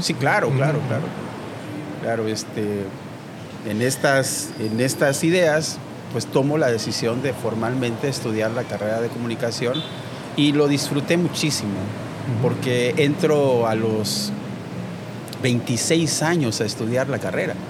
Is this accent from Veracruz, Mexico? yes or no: yes; Veracruz, Mexico; Soy eh, originalmente de Veracruz